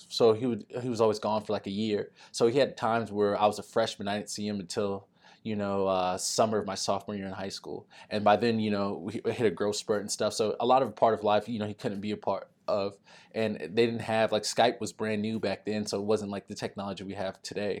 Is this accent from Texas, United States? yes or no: yes; Texas, United States; moved away as an adult; I'm a kid from Texas